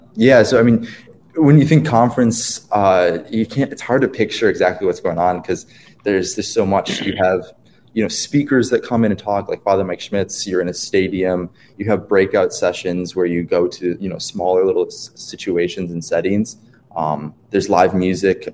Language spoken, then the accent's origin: English; Wisconsin, United States; I'm from Wisconsin